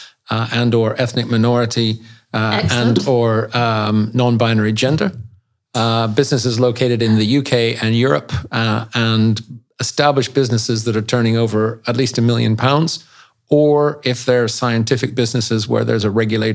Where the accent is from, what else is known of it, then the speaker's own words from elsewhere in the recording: Canada; also born or lived in Switzerland; now in United Kingdom; I grew up in Canada